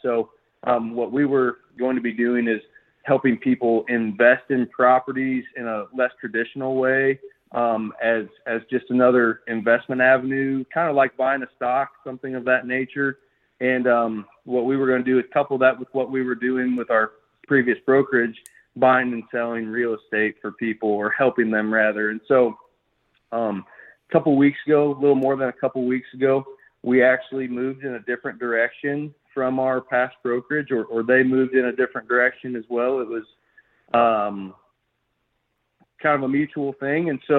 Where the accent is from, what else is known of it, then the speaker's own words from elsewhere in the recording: Illinois, United States; So I was actually born and raised in Illinois, central Illinois, flat, fertile farm ground